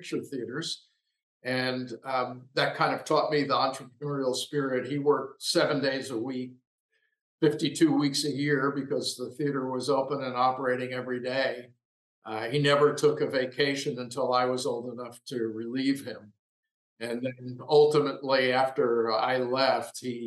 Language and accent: English; Lower Merion, Pennsylvania, United States; now in Los Angeles, United States; I grew up in Lower Merion, Pennsylvania, which is just outside the Philadelphia city limits